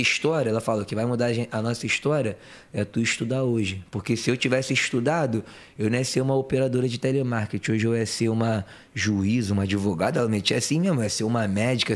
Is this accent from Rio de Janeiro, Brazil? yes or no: yes; Rio de Janeiro, Brazil; sou, sou criado lá do Rio de Janeiro de Padre Miguel